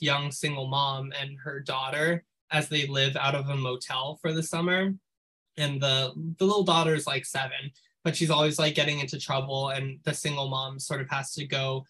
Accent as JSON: {"language": "English", "town": "New York City", "region": "New York", "country": "United States", "tie": "born or raised there", "said": "I grew up in New York City"}